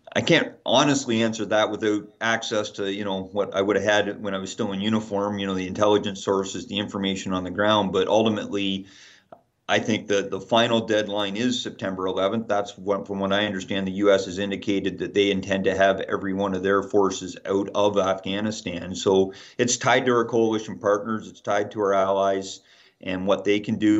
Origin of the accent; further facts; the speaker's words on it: Canada; as Canadians